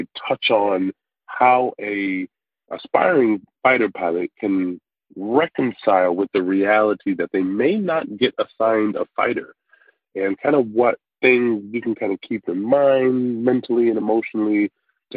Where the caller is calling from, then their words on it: Buffalo, New York, United States; I'm calling you from Buffalo, New York